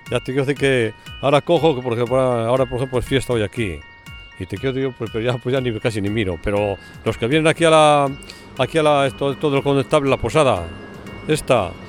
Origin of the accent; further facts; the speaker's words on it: Ávila, Castile and León, Spain; un sitio cerca, nosotros somos de Ávila, y nos gustó la idea y venir a pasar un fin de semana.